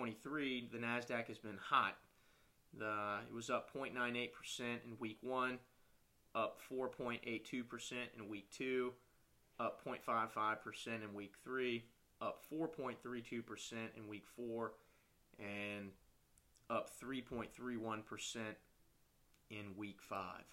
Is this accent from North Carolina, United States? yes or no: yes; North Carolina, United States; my home state of North Carolina